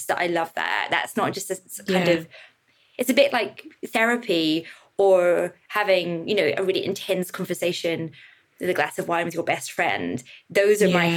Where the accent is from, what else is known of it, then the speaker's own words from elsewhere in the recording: Northern Ireland, United Kingdom; moved away as an adult; also born or lived in England; now in London, United Kingdom; I grew up in Northern Ireland, you know, 80s, 90s.